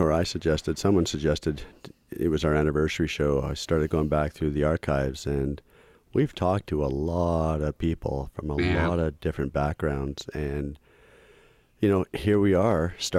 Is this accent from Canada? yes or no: yes; Canada; I'm Canadian, though.